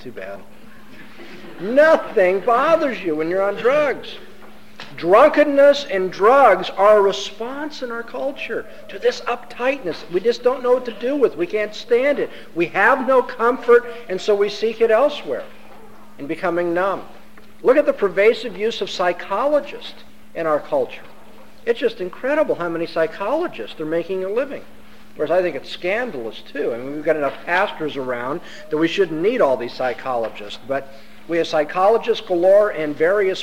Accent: Southern California, United States; I come from Southern California. That's supposed to be earthquake country

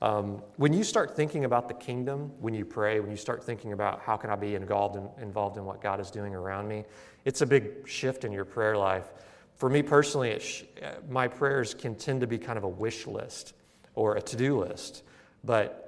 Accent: Missouri, United States; moved away; where I grew up in Missouri

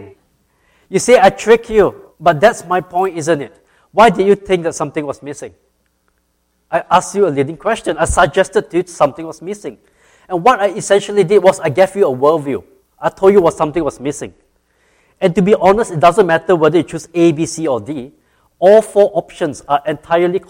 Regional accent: Singapore; moved away as an adult; now in Georgia, United States; I grew up in Singapore

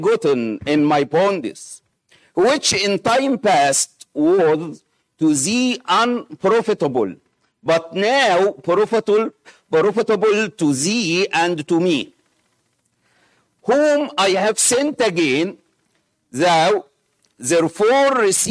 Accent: Egypt; accent: Egyptian; English is a second language; my Egyptian accent

